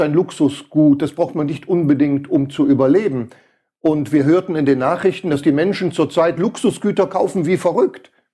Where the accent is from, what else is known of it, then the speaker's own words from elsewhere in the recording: Switzerland; hier bei uns in der Schweiz